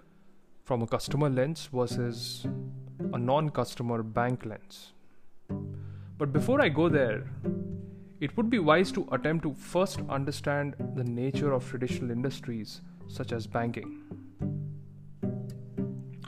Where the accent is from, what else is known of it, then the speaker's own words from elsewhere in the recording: India; moved away; back in my home country of India